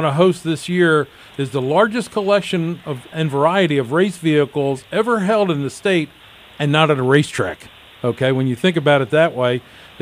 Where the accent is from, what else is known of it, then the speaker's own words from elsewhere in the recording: Philadelphia, Pennsylvania, United States; I grew up in Philadelphia, home of Hearst Performance